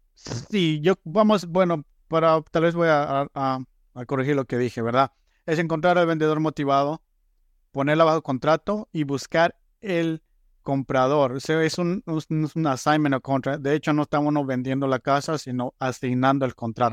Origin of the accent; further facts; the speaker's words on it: Guatemala; moved away as an adult; soy originario de Guatemala, llegué a este país a finales de 2012